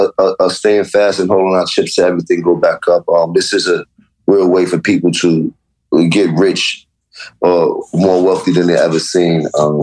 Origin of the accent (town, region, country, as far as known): New York, United States